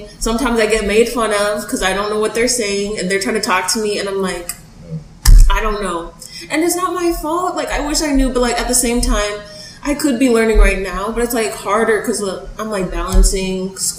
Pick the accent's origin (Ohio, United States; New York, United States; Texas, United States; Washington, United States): Texas, United States; Dallas; also born or lived in Austin, Texas; Born and raised in Texas. I don't remember anything in Austin, but I was really raised in like the Dallas area.